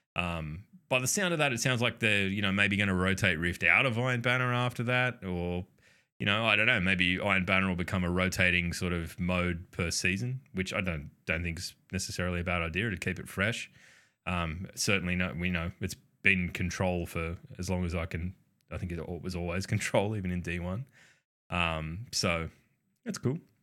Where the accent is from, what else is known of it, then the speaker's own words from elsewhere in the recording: Australia; we're Australian. We just mispronounce everything.